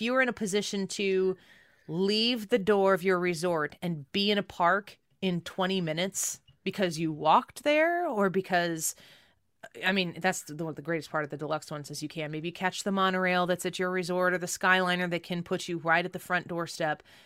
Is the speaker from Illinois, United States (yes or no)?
no; St. Louis, Missouri, United States; we're from Saint Louis, Missouri